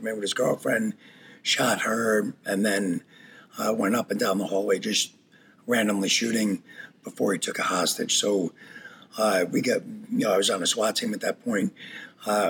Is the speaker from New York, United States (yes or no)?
yes; New York, United States; moved away as an adult; now in Wisconsin, United States; I grew up in New York, moved out to Wisconsin when I was 28.